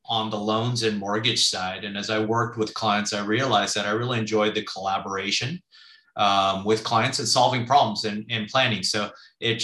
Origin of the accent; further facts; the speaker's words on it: Southern California, United States; I grew up in Southern California when it was all just farmland.